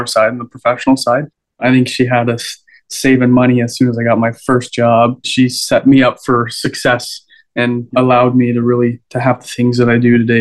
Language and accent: English; Waubaushene, Ontario, Canada; I grew up in Wabashine